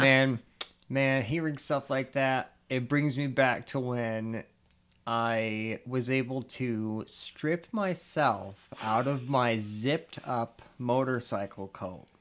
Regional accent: Chicago, Illinois, United States; moved away; I'm originally, like I said, from Chicago

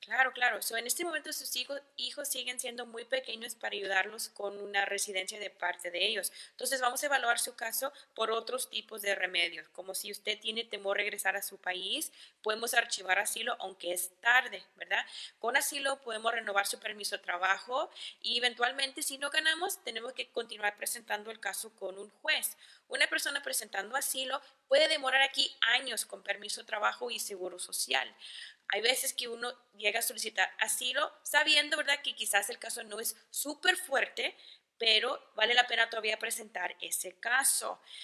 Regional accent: El Paso, Texas, United States; yo soy del Paso

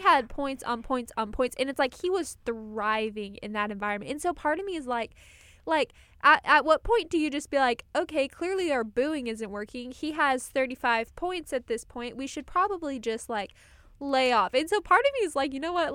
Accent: Colorado, United States; I'm from Colorado

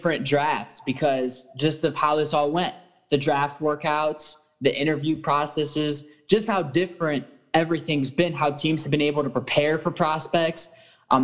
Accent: Cleveland, Ohio, United States; We're all from Cleveland

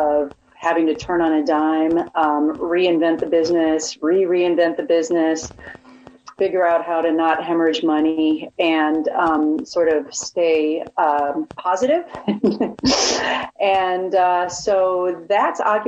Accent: Chicago, Illinois, United States; moved away as an adult; I'm from Chicago

